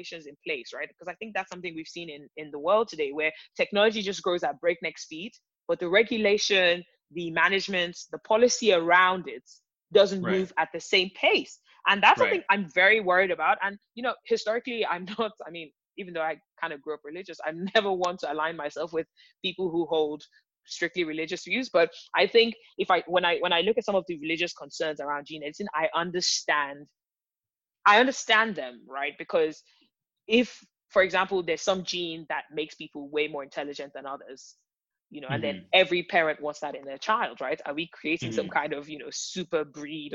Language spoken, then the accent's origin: English; Nigeria; I'm from Nigeria